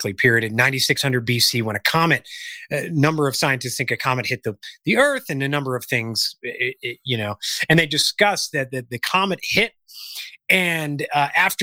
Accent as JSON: {"language": "English", "region": "Illinois", "country": "United States", "tie": "born or raised there", "moved": "yes", "said": "growing up in Illinois"}